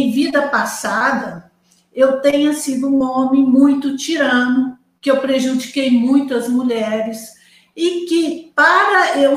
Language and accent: Portuguese; Manaus, Amazonas, Brazil; born there; Eu nasci em Manaus, Vádia, também.